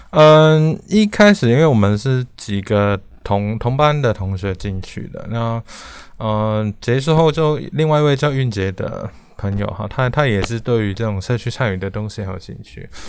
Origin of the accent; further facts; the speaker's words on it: Hong Kong; moved away as an adult; also born or lived in Taipei, Taiwan; now in Taiwan; 我是，呃，从香港来的一个， 一个， 一个，不能说学生啊。 啊， 我， 我来台湾念台北艺术大学的美术系，哈，应该是，这大概是二零零六年来的了